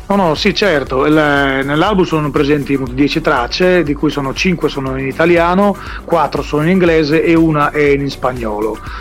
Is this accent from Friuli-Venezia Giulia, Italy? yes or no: no; Bitti, Sardinia, Italy; moved away as an adult; now in Berlin, Germany; sono stato appunto di, di, di Bitti, un paese del centro, del centro Sardegna